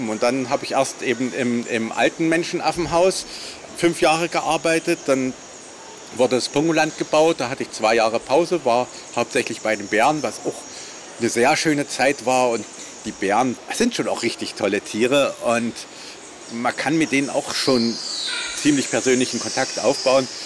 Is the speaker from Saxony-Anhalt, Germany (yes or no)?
yes; Magdeburg, Saxony-Anhalt, Germany; moved away; also born or lived in Leipzig; Ich bin in Magdeburg aufgewachsen